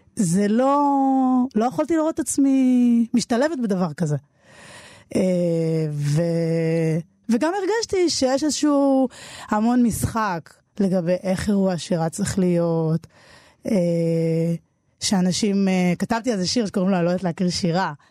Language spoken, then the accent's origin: Hebrew; Jerusalem, Jerusalem District, Israel; also born or lived in Tel Aviv; ילדה שגדלה בירושלים